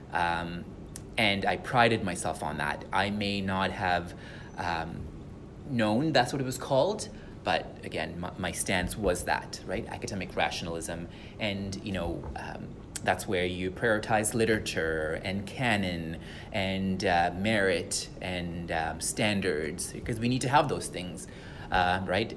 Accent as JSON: {"language": "English", "country": "Sri Lanka", "second_language": "English", "moved": "yes", "lives_now": "Canada", "said": "come from Sri Lanka"}